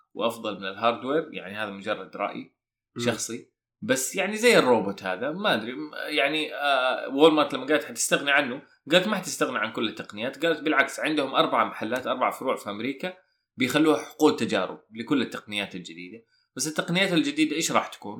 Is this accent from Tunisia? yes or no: no; Saudi Arabia; عندنا في السعوديه